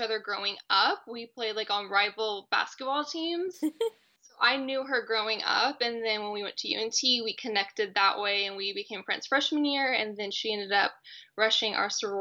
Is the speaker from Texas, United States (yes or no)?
yes; Texas, United States; born or raised there